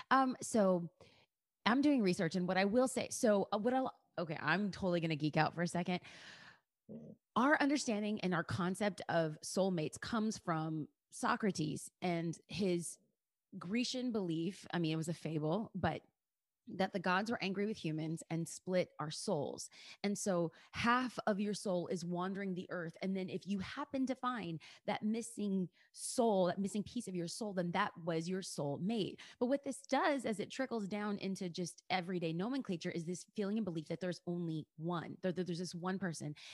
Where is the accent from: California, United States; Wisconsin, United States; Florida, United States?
California, United States; Los Angeles; I'm a girl from East